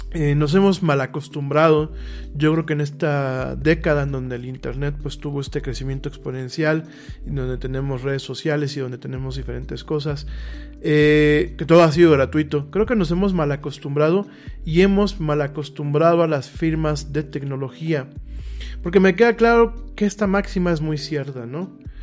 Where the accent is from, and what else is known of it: Mexico